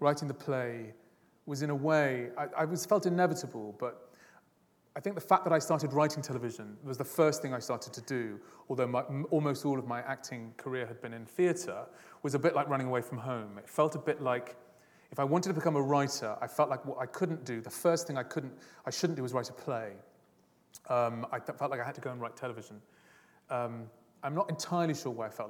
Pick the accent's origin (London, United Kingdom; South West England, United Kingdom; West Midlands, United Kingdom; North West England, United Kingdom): South West England, United Kingdom; Dartmouth; my childhood, the place I grew up in Dartmouth, in Devon